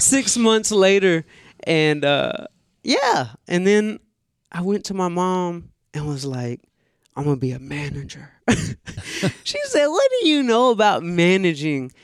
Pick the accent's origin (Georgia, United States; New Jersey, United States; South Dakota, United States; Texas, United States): Georgia, United States; Atlanta; growing up in Atlanta